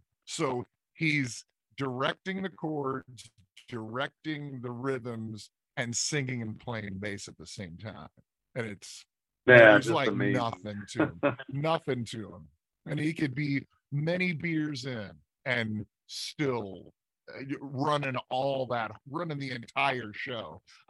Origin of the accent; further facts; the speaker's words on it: Midwest, United States; I just never came up that way. I'm from the Midwest.